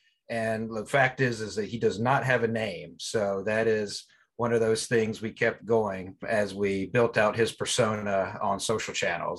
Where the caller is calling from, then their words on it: Takoma Park, Maryland, United States; I am joining as well from the Washington, D.C. area. I'm in a city called Tacoma Park in Maryland.